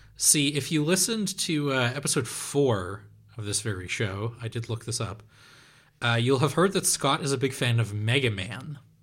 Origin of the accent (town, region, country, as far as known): Netherlands; English is a second language